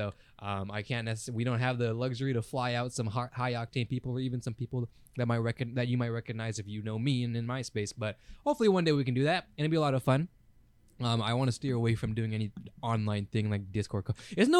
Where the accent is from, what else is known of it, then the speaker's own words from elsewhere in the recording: United States; We're from America, by the way